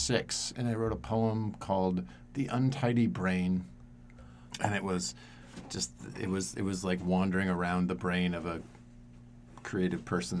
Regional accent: Oregon, United States; And growing up in Central Oregon as an emotional person is hard.

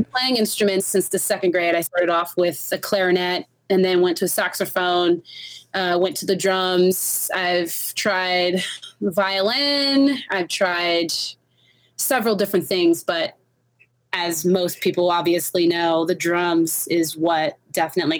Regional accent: Los Angeles, California, United States; moved away as an adult; also born or lived in Long Beach; now in Denver, United States; I'm from Los Angeles. Okay. Los Angeles is my whole life, pretty much. So I'm California through and through.

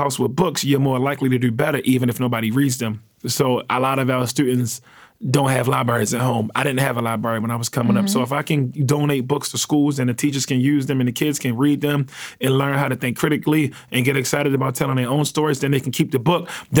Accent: Baltimore, Maryland, United States; Yeah, I'm from East Baltimore. I grew up in what you would call a drug family.

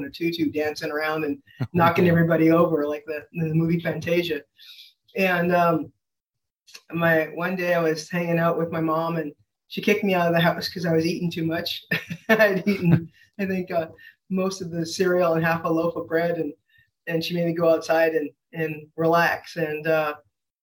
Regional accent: Saskatchewan, Canada; moved away as an adult; also born or lived in Washington State; I'm from Canada

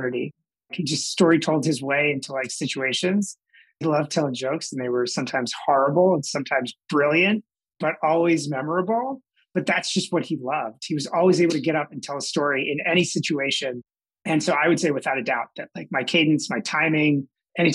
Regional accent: New Jersey, United States; moved away as an adult; also born or lived in Newark, New Jersey / Durham, North Carolina; I grew up in South Jersey outside of Philadelphia

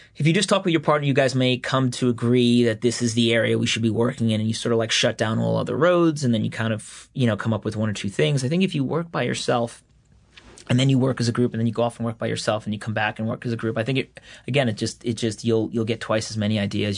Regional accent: Floral Park, New York, United States; I kinda grew up, like, in an atypical Long Island town, though. It was Floral Park

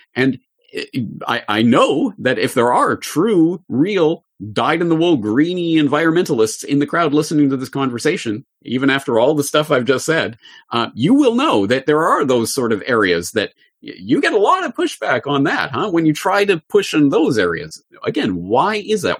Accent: Canada; me growing up in Canada in the public school system

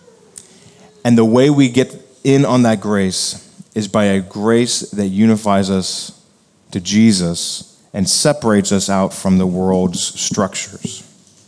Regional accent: United States; as Americans and as evangelicals

